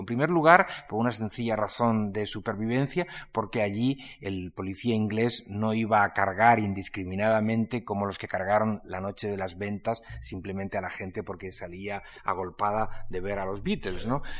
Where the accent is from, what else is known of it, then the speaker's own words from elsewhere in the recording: Spain; se presentaba como español